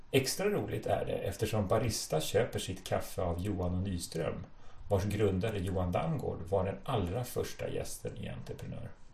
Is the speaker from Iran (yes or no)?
no; Stockholm, Stockholm County, Sweden; Jag, jag är från Stockholm